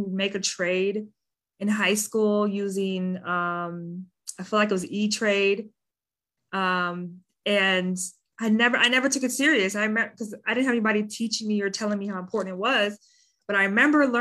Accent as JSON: {"language": "English", "town": "Madison", "region": "Wisconsin", "country": "United States", "tie": "born or raised there", "lives_now": "Milwaukee, United States", "said": "I grew up in Madison, Wisconsin, the capital of Wisconsin."}